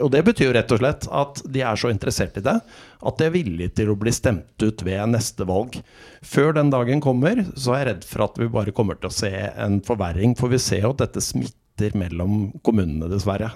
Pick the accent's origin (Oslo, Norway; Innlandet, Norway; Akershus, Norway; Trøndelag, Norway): Oslo, Norway; also born or lived in Mozambique; Jeg vokste opp i Oslo, og så har jeg hatt et par opphold i Afrika. I Mosambik i Afrika i eh, oppveksten